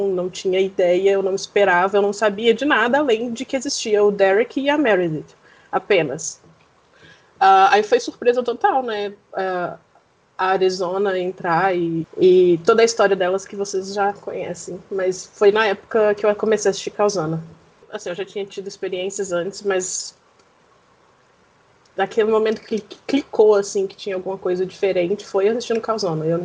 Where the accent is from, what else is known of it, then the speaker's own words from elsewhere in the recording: Belo Horizonte, Minas Gerais, Brazil; eu tenho 25 anos, sou de Belo Horizonte, Minas Gerais